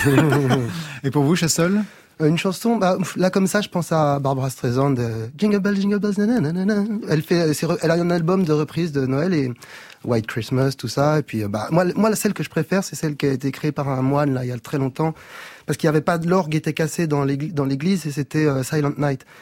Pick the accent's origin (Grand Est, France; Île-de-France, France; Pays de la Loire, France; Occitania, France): Île-de-France, France; Meudon; j'ai grandi à Meudon, près de la forêt.